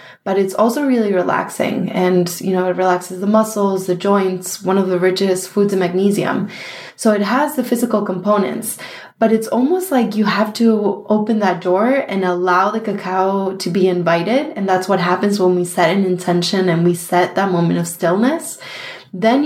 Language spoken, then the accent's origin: English; Argentina; now in New York, United States; we grew up in Argentina in a small town that has tons of really, really good chocolate